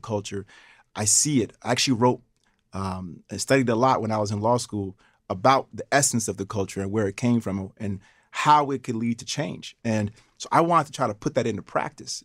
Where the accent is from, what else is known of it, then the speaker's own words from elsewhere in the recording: Schenectady, New York, United States; growing up in Schenectady, parents working for G